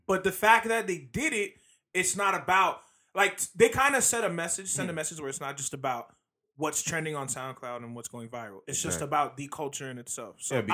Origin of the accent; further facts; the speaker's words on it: Queens, New York, United States; I'm from Queens, and why would she ask me where I stay?